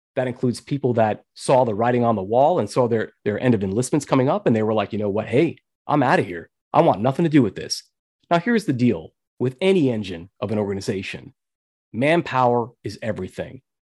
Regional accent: New York, United States; I was born and raised in New York, and I was there when nine eleven happened.

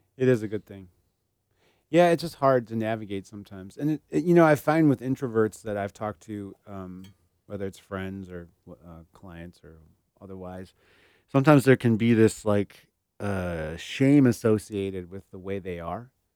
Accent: Germany; I was born in Germany

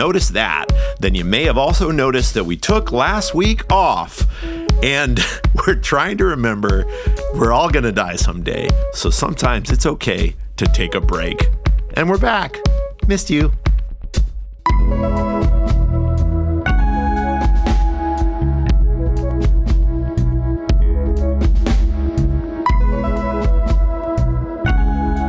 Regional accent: United States; growing up in this culture, growing up in North America, in the United States

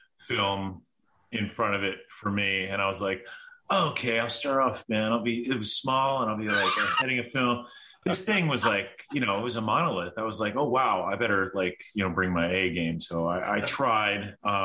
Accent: Baltimore, Maryland, United States; moved away as an adult; now in New York, United States; I was originally from Baltimore, Maryland.

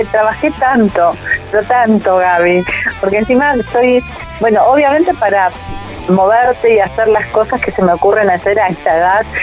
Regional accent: Tigre, Buenos Aires Province, Argentina; moved away as an adult; now in Bariloche, Argentina; yo nací en Tigre, en Buenos Aires, hermoso, hermoso, en, aquella época. Nací en el año 59, así que era un paraíso el Tigre.

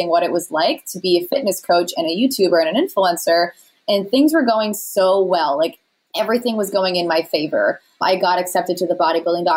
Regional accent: Rhode Island, United States; moved away as an adult; also born or lived in California; I'm from Rhode Island

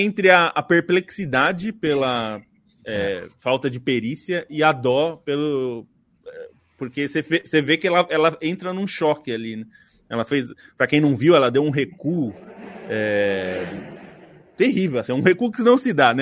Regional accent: Brazil; nós somos brasileiros, estamos no Brasil

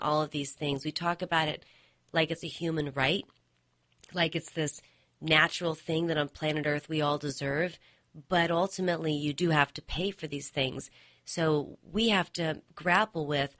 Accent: United States; my sense as an American

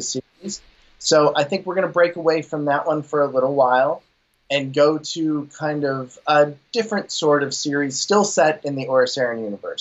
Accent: Pittsburgh, Pennsylvania, United States; I'm from Pittsburgh

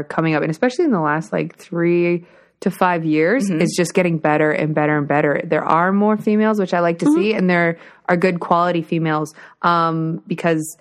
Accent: Burlington, Ontario, Canada; I'm from Burlington

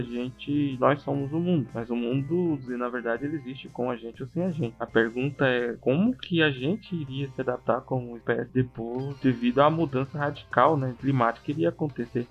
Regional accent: Maranhão, Brazil; chega até o Maranhão, que é o meu estado natal

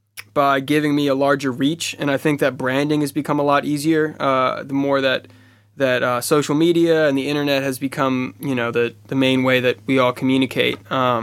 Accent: Oakland, California, United States; I'm from Oakland, California, the Bay Area. It's a place of innovators and creators and rebels and people who have... change the way that we look at culture and we look at music and we look at art in general.

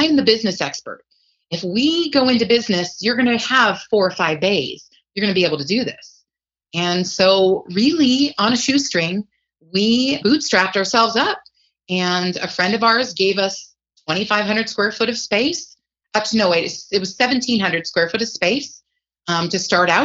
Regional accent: Reno, Nevada, United States; we're from the Reno-Sparks area in Nevada. That's up in northern Nevada.

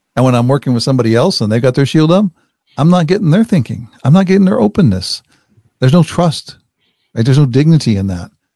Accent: Wichita, Kansas, United States; I grew up in Wichita, Kansas.

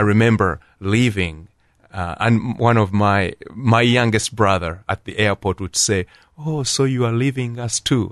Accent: Kampala, Central Region, Uganda; moved away as an adult; also born or lived in Columbus, Ohio; now in Canal Winchester, United States; I was born in Uganda, at Kampala, Uganda, and I was one of, uh, eight, uh, and, uh, my father and mother Catholic, and, uh, four brothers and three sisters, and we all, uh, grew up there

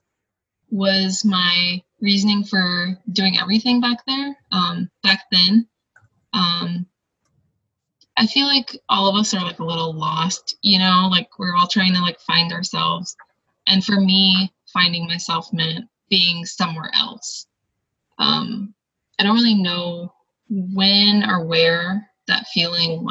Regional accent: California, United States; moved away as an adult; also born or lived in Oregon; So I was coming from California, and I went to Oregon State, so I was an out-of-state student.

